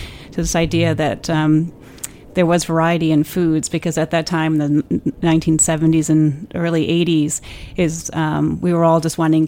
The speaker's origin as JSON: {"language": "English", "region": "New Jersey", "country": "United States", "tie": "born or raised there", "said": "my parents are English, and so I kind of relate to it because it is an English cheese. And when I was a child growing up in New Jersey"}